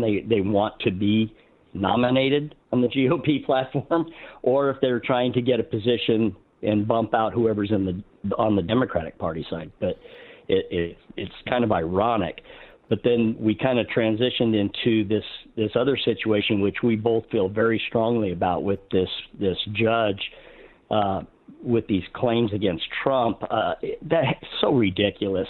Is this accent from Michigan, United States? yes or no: no; Arizona, United States; moved away as an adult; also born or lived in Utah; we're from Arizona originally.